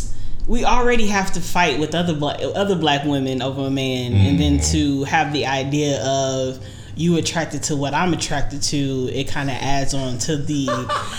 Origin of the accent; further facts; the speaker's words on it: United States; first language English; I was born in America. My first language is English